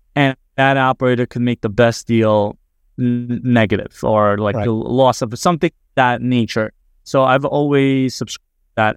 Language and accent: English; New Jersey, United States; I'm from New Jersey